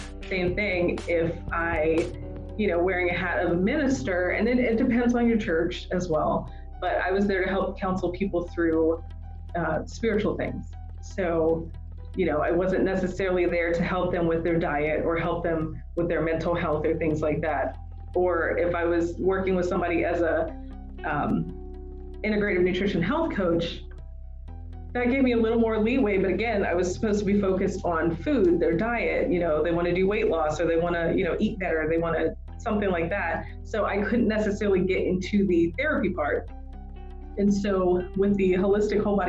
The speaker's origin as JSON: {"language": "English", "region": "the South", "country": "United States", "said": "I'm from the South"}